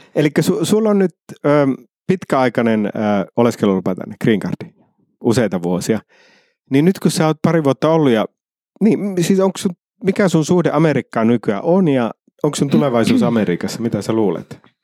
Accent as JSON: {"language": "Finnish", "town": "Iisalmi", "region": "North Savo", "country": "Finland", "also_born_or_lived": "Helsinki", "moved": "yes", "said": "mä oon Iisalmesta, niin Iisalme on erilainen"}